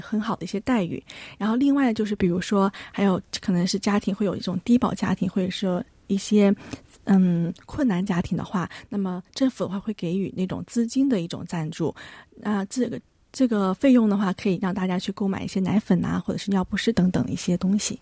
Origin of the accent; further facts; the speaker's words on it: Shenzhen, Guangdong, China; now in South Korea; 我是来自中国深圳的